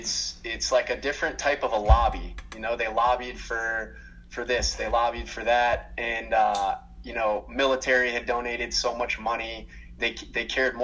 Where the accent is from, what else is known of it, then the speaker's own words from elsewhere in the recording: Minnesota, United States; also born or lived in Georgia; And I'm from Minnesota, man, from Minnesota and Georgia.